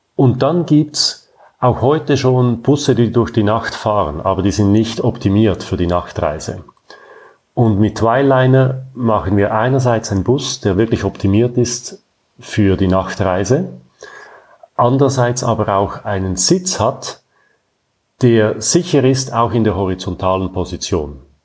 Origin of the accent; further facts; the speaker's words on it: Zurich, Switzerland; Ich bin in Zürich geboren und aufgewachsen und lebe weiterhin hier